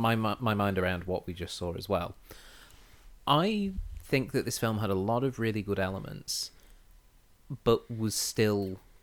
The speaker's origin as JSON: {"language": "English", "country": "United Kingdom", "said": "Because I'm British"}